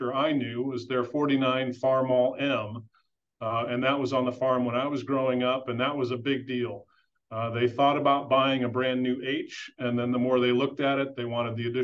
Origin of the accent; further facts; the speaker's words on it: Chicago, Illinois, United States; I grew up in a western suburb of Chicago, not too far from O'Hare Airport